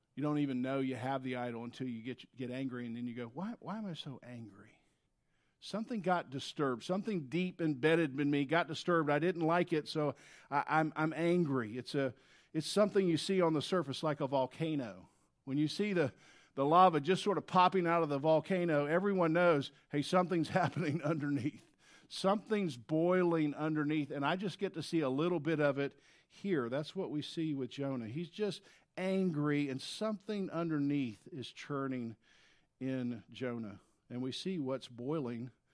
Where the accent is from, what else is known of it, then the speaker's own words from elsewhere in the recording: the South, United States; if you grew up in the South, as I did in the seventies